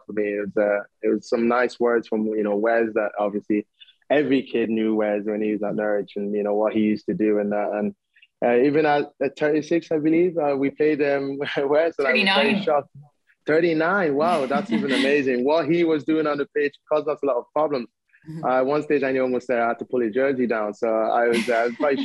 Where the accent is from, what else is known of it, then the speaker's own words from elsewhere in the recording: Ireland; moved away as an adult; I grew up in Ireland